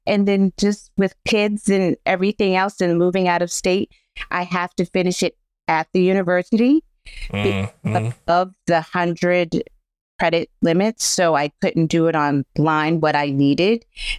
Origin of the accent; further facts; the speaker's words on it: Pittsburgh, Pennsylvania, United States; Well, growing up here, the city is so different now when I grew up.